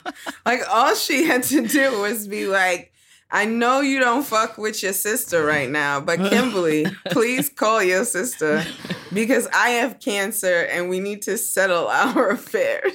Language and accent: English; Nigeria; I'm Nigerian